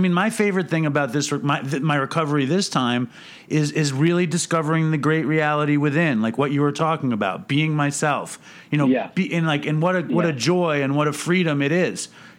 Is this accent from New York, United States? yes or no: yes; New York, United States; I'm a Jew from New York that works in a deli